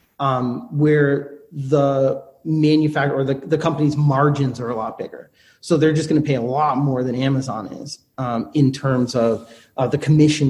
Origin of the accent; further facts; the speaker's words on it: United States; I'm an American. I speak English